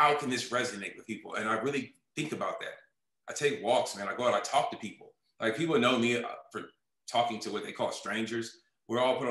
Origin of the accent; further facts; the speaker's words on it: Oakland, California, United States; moved away as an adult; also born or lived in New York / Los Angeles; everything was slower now back home in Oakland. So I'm from Oakland